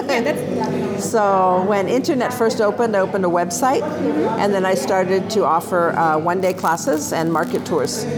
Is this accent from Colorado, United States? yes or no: no; California, United States; moved away as an adult; also born or lived in San Francisco; now in Italy; I'm from California and I came here in 1984.